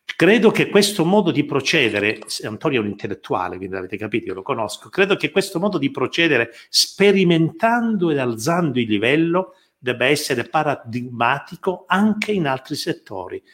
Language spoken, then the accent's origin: Italian; Calabria, Italy; il senso dell'essere calabresi, è ritornato anche l'orgoglio